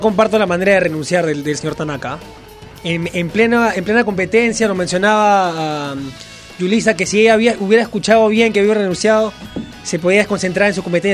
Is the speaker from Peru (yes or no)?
yes; Peru